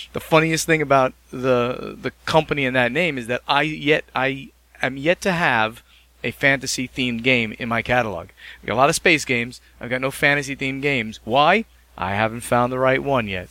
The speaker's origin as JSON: {"language": "English", "region": "New Jersey", "country": "United States", "said": "I'm from New Jersey"}